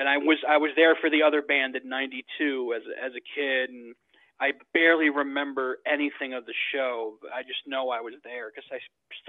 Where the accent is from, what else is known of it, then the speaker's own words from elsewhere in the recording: New York, United States; also born or lived in Bogota, Colombia / New Jersey; I was born in Bogota, Colombia, but I was raised here in the States, in New York